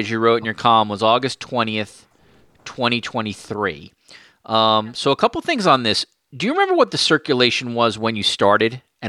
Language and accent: English; New York City, New York, United States; now in Toronto, Canada; I grew up in New York City. I now live in Toronto